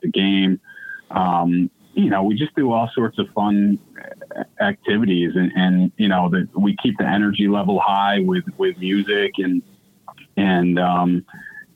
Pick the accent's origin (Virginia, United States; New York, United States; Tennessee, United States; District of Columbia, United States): New York, United States; Guilderland; also born or lived in Michigan; I grew up in Gilderland. So to be able to get back to my hometown